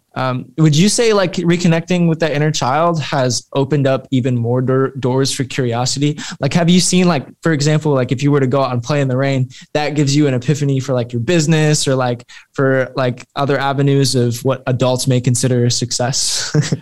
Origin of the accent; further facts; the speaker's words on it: Fort Wayne, Indiana, United States; I'm from Fort Wayne, Indiana